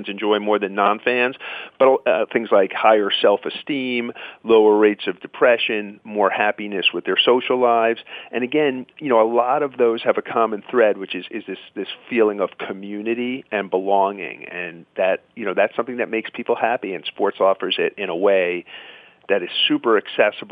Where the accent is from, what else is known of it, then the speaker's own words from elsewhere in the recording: New York, United States; now in New England, United States; I grew up in Queens